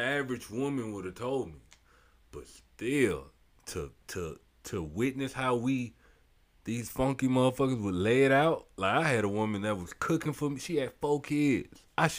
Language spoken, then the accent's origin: English; St. Petersburg, Florida, United States; I'm from the South. I'm from St. Pete, South Side, to be exact.